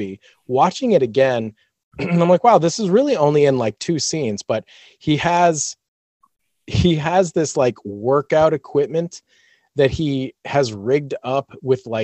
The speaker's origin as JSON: {"language": "English", "country": "United States", "said": "I'm American"}